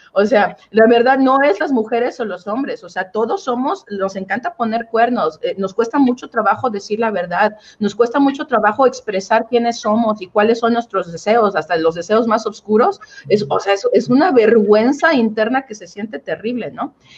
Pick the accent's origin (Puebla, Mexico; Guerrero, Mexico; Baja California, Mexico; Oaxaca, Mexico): Oaxaca, Mexico; yo crecí eh, en Oaxaca, Oaxaca